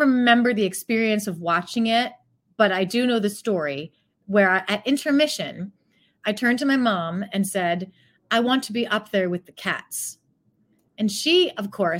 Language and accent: English; north coast of Ohio, United States; moved away as an adult; also born or lived in San Francisco / Chicago / Pittsburgh; now in New York, United States; I went to high school and cut my teeth as a performer in the north coast of Ohio in between Cleveland and Toledo